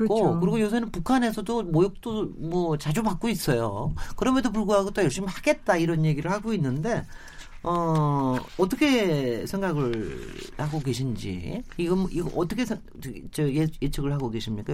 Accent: South Korea; 제가 뭐 한국인이기 때문에

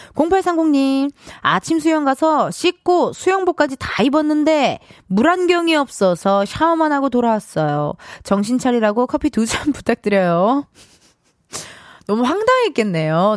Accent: Incheon, South Korea; 눈 오는 날 인천 저기 용현시장 쪽에서 물텀벙이, 네, 물텀벙이 거리에서 제가 태어났습니다

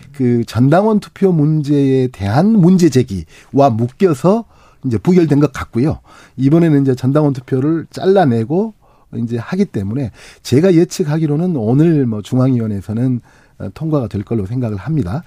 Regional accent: Honam, South Korea; 저도 이제 호남 사람이니까.

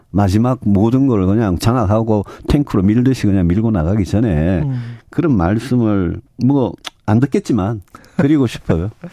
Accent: Yeongju, North Gyeongsang, South Korea; 저도 뭐 고향이 경북 영주고

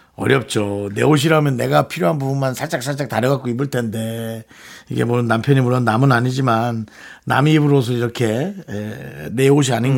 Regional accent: Gangwon, South Korea; accent: Gangwon dialect; 우린 강원도 사투리에서 늘 얘기하지만

